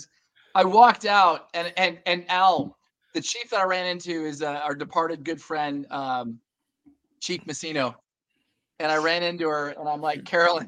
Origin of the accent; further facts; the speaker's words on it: Texas, United States; I'm a Texan